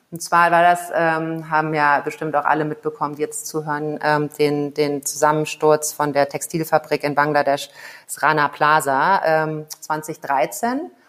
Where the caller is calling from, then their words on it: Kigali, Rwanda; Ich äh, bin zugeschaltet aus äh, Kigali, das ist die Hauptstadt äh, von Ruanda liegt in ähm, Ostafrika, ist äh, ja ein bisschen kleiner als Belgien.